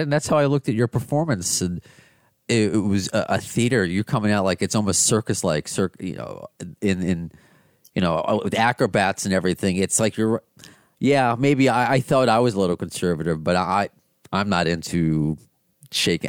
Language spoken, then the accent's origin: English; United States; I'm an American